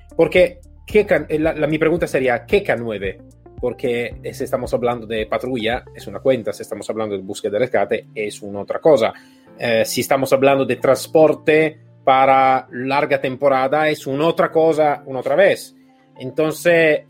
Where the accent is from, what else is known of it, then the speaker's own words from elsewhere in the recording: Italy; Spanish is a second language; yo soy un poquito un italiano atípico